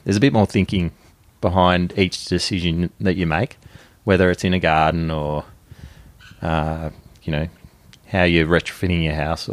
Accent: Woodend, Victoria, Australia; I grew up in Wood End, north of Melbourne.

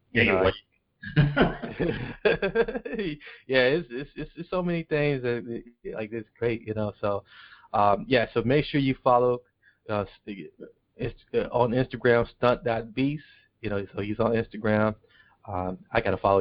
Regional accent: Milwaukee, Wisconsin, United States; I'm from Milwaukee. I'm in Milwaukee, Wisconsin

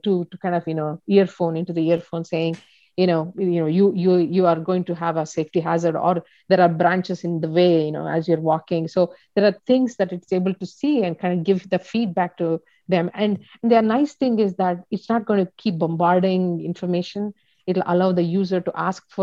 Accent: India; I'm from India.

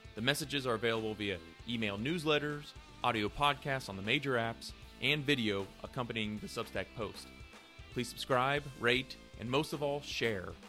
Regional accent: Ohio, United States; now in Lexington, United States; I grew up in Ohio, but now live in Lexington, Kentucky

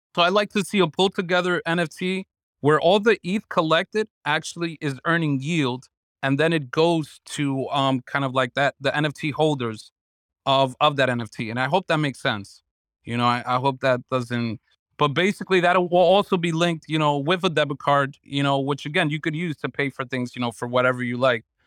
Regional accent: New York City, New York, United States; I'm a New Yorker

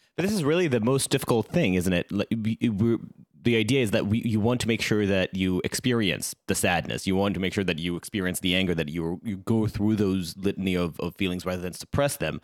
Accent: Israel; I grew up in Israel

